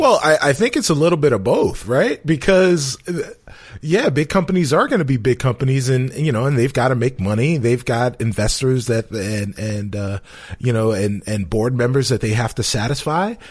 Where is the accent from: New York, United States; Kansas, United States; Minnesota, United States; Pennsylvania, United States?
New York, United States; New York City; moved away as an adult; now in Chicago, United States; I am from the South Bronx, nine blocks from the stadium.